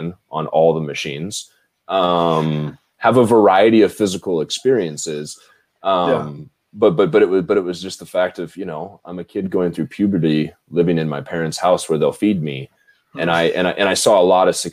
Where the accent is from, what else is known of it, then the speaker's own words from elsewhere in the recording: Lincoln, Nebraska, United States; moved away as an adult; also born or lived in Minnesota; I am from Nebraska, Lincoln, Nebraska, born and raised, corn fed.